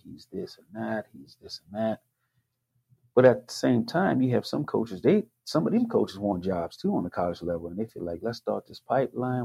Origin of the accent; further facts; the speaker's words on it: the South, United States; I grew up in the South